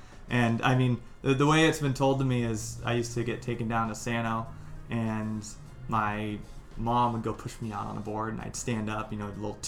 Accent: San Clemente, California, United States; also born or lived in San Diego, California; now in Hermosa Beach, United States; I grew up in San Clemente, okay, California. So I grew up surfing Sano, Trestles, T Street, all of those places. I lived there for most of my childhood. Mm-hmm. I ended up moving down to San Diego

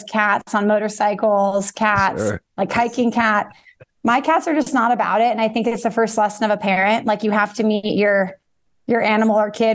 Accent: Bay Area, California, United States; I grew up in the Bay Area

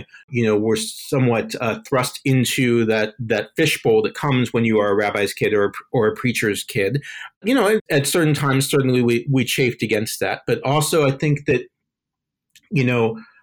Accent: Miami, Florida, United States; I grew up in Miami, Florida

